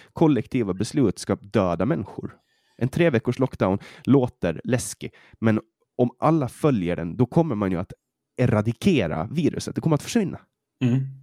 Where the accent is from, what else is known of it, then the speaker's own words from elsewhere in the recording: Åland, Åland Islands; accent: åländska; now in Sweden; vi ålänningar